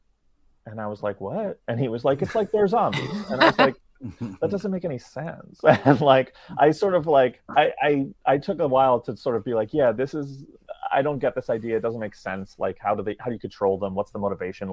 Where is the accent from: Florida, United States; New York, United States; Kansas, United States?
New York, United States; New York City; growing up in New York City.